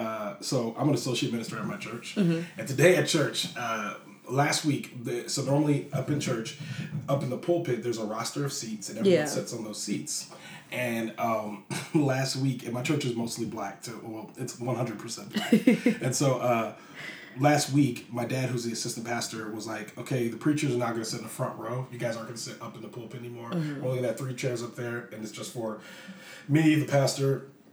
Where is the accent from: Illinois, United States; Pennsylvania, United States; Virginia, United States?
Virginia, United States; also born or lived in Germany / New Jersey / Hawaii / California; I am from here. Okay, so my parents were military, and I was born in Germany. And then from Germany, I went to New Jersey, and then Hawaii, and then California. But I got to Virginia.